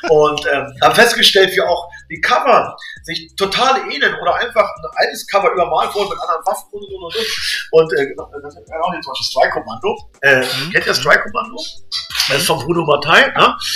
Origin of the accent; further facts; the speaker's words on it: Braunschweig, Lower Saxony, Germany; Wir sind im Braunschweig groß geworden, Rand, Randgebiet, äh, Zonenrandgebiet und das war hier alles grau und grau.